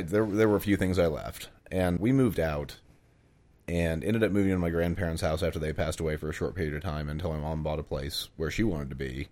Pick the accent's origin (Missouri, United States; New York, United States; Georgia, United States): Missouri, United States; Lamar; also born or lived in Jasper; I lived in a house in, in Lamar, which was kind of my hometown. I split my time between Lamar and Jasper